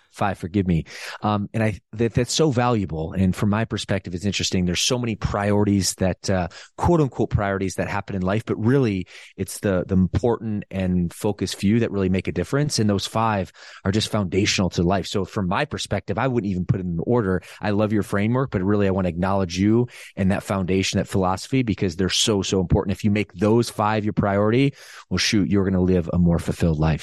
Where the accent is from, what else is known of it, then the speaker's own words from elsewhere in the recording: Midwest, United States; moved away as an adult; also born or lived in Southern California; now in California, United States; I'm originally from the Midwest